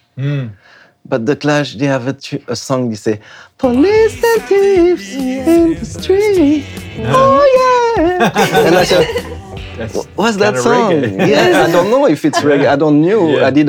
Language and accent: English; France; English is a second language; also born or lived in Africa; I'm from France, you know, by the way. … I grew up in Africa, I don't know, listening to some reggae too.